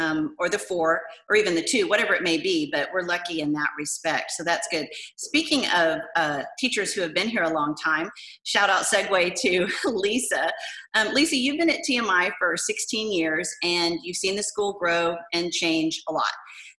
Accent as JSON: {"language": "English", "town": "San Antonio", "region": "Texas", "country": "United States", "tie": "born or raised there", "said": "being born and raised in San Antonio"}